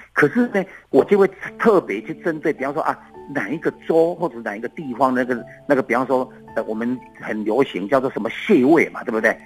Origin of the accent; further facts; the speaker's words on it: Beigang, Yunlin County, Taiwan; 以前我的家乡啊，就住在云林北港